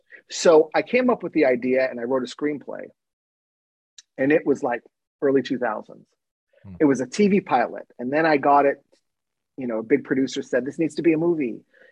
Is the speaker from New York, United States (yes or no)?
no; Southern California, United States; also born or lived in Lawrence, Massachusetts; growing up in Southern California.